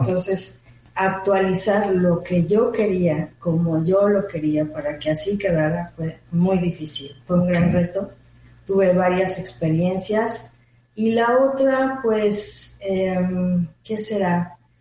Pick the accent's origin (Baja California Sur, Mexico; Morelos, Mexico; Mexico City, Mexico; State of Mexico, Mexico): Mexico City, Mexico; moved away as an adult; also born or lived in Switzerland; now in Mérida, Mexico; yo soy mexicana. Correcto. Originalmente de la Ciudad de México